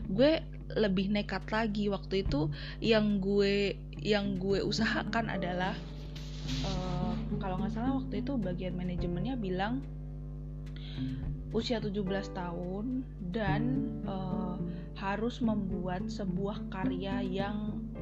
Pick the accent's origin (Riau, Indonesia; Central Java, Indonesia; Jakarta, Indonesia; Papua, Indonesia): Central Java, Indonesia; Solo; di kota gue Solo itu ada sebuah stasiun bukan sebuah ya tapi ada beberapa stasiun radio